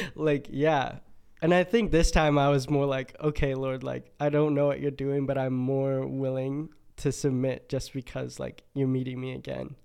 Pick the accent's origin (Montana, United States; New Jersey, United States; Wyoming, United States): Montana, United States; moved away as an adult; now in Boise, United States; I'm from Montana originally